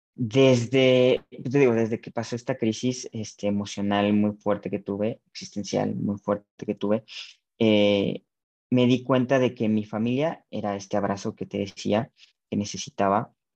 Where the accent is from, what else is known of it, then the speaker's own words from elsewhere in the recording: Zamora, Michoacán, Mexico; Soy de Zamora, Michoacán.